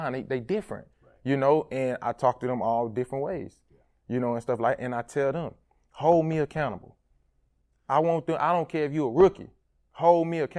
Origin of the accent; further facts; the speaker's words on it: Port Arthur, Texas, United States; moved away as an adult; now in Miami, United States; my hometown